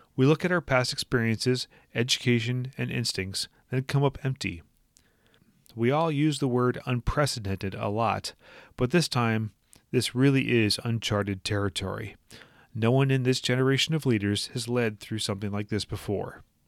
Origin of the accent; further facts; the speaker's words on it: Minnesota, United States; my home state of Minnesota